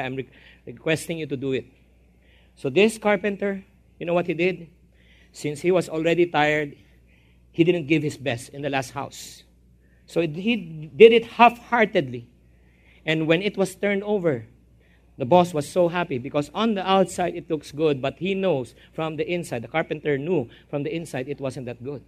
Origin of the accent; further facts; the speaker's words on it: Philippines; I'm a Filipino-Chinese